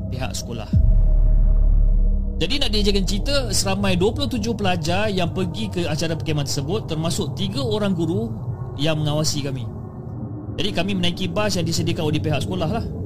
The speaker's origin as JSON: {"language": "Malay", "region": "Johor", "country": "Malaysia", "said": "dan saya berasal dari Johor"}